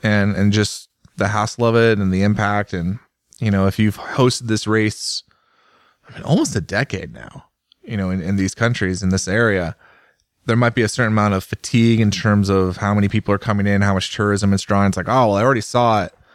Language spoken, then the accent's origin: English; United States; as an American